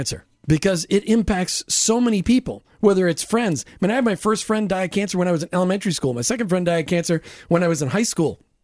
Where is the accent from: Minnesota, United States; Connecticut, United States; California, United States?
Minnesota, United States; moved away; I'm from Minnesota